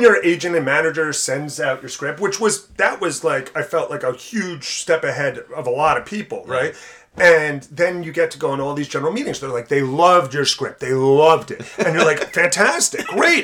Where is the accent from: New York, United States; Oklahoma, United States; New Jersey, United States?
New Jersey, United States; South Orange; growing up in South Orange